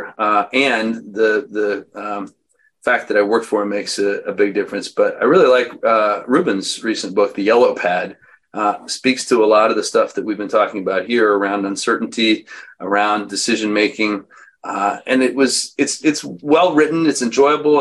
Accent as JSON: {"language": "English", "town": "Missoula", "region": "Montana", "country": "United States", "tie": "born or raised there", "said": "I was born in Missoula, Montana"}